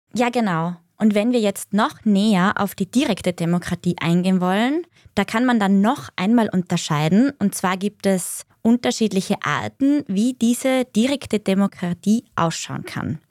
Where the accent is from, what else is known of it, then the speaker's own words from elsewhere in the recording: Austria; bei uns in Österreich